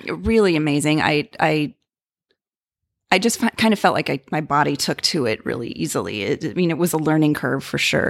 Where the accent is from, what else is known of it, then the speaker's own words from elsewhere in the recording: Libertyville, Illinois, United States; I went to a, um, a s, local studio in my hometown of Libertyville, Illinois